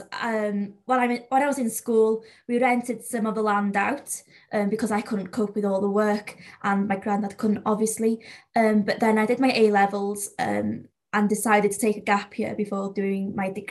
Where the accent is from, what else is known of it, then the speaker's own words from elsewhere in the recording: North Wales, United Kingdom; accent: North Wales Welsh accent; first language Welsh; English is a second language; up in North Wales, I don't know if you can tell, but the accent is very different to South Wales